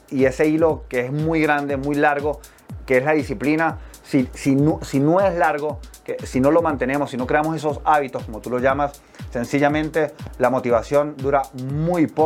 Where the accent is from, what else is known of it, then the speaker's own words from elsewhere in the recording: Venezuela; moved away as an adult; pero pues yo salí de Venezuela a los 18 años, tengo 34.